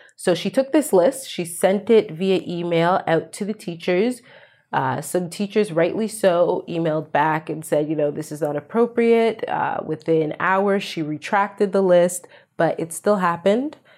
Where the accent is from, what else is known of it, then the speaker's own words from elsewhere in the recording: Canada; I'm Canadian. I'm a settler on stolen land